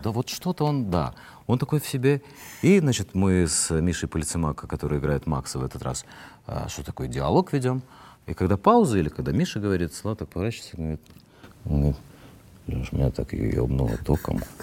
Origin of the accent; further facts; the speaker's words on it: Odesa, Odesa Oblast, Ukraine; now in Moscow, Russia; Я, я не, не стал москвичом. Я остаюсь с одесситом